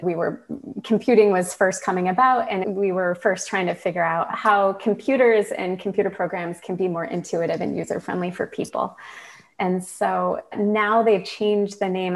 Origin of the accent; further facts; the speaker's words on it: Michigan, United States; now in Burlington, United States; I'm from Michigan